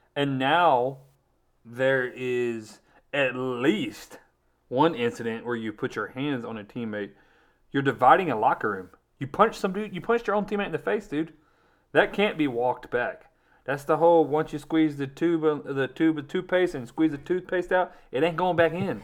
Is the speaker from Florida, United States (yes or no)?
yes; Florida, United States; we grew up in Florida, right around the corner from Atlanta